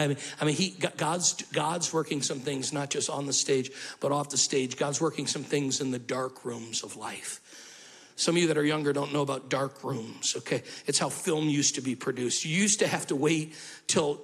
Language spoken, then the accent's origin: English; Syracuse, New York, United States; moved away; I grew up in Syracuse, New York.